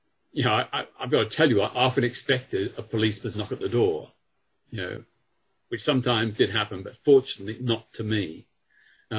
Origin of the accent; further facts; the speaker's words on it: Australia; now in United Kingdom; I grew up in Australia